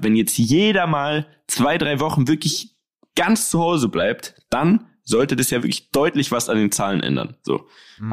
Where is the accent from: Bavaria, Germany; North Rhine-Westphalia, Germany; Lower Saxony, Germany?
Bavaria, Germany; Munich; bei uns in München